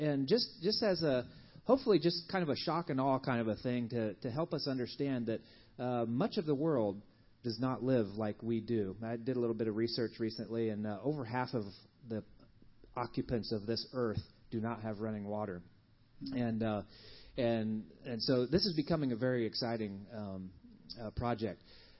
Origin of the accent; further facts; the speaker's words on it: Kenya; born there; I was born in Kenya and have spent much of my life in short-term mission projects with my parents